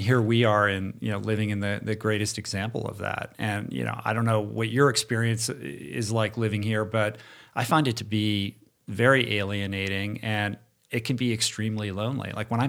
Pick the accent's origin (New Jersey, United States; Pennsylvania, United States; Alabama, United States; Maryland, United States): Maryland, United States; Bethesda; Mm-hmm. I'm from Bethesda.